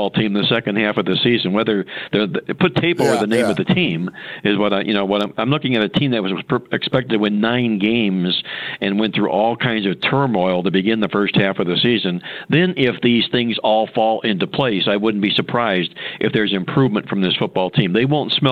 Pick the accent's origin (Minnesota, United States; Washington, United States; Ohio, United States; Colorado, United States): Ohio, United States; Cleveland; I'm from Cleveland, and I do have some Cleveland Browns blood in me